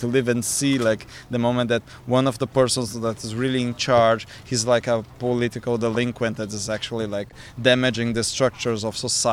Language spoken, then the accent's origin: English; Porto Alegre, Rio Grande do Sul, Brazil; moved away as an adult; also born or lived in São Paulo; now in Germany; Porto Alegre as well, that's, like, my hometown